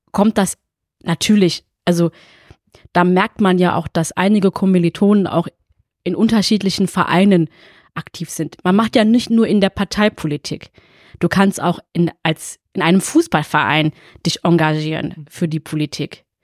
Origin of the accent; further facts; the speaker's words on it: Fellbach, Baden-Württemberg, Germany; also born or lived in Essen; ich bin 33 Jahre alt, geboren in Essen, wohne und lebe schon immer in Fellbad.